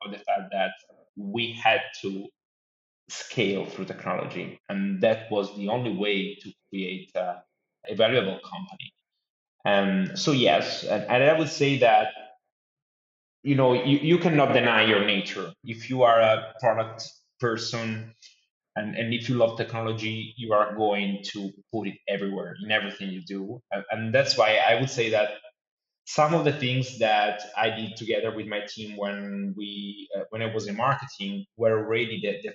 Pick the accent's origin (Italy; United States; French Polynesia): Italy; Tuscany; moved away as an adult; also born or lived in London; now in Milan, Italy; from Tuscany, where is my hometown